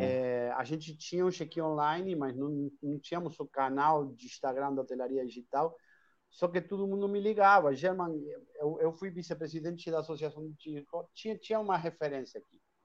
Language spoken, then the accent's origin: Portuguese; Argentina; accent: Argentine; Portuguese is a second language; moved away as an adult; now in Brazil; esse sotaquezinho aí que não sai, é, porque eu sou argentino, moro aqui no Brasil há 21 anos